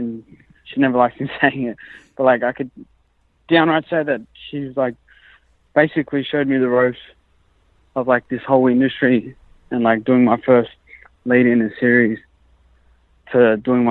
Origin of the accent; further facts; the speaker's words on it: Sydney, New South Wales, Australia; I'm from Sydney